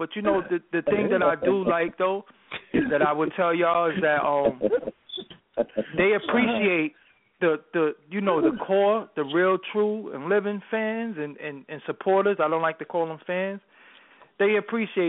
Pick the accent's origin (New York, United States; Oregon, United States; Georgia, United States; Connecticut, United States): New York, United States; New York City; I'm not from the Soho, Barclays, Brooklyn. I'm from the Albee Square Mall, Brooklyn